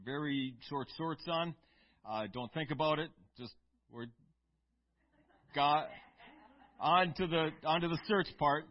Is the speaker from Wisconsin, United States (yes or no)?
yes; Eau Claire, Wisconsin, United States; We grew up in Eau Claire